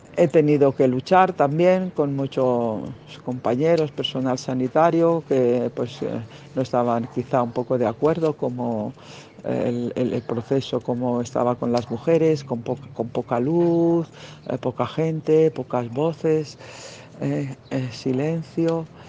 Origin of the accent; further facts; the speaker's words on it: Bilbao, Basque Country, Spain; moved away; also born or lived in Barcelona / Catalonia; de Bilbao, de donde soy